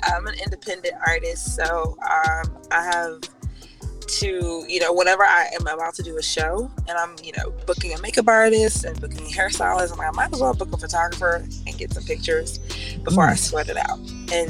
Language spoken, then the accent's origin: English; the South, United States; Because I'm from the South.